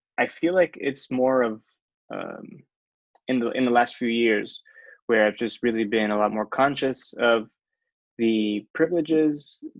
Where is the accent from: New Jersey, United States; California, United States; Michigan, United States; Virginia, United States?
California, United States; Chula Vista; also born or lived in Mexico City; But I've been raised here in Chula Vista my whole life. And so definitely feel like this is my hometown, for sure.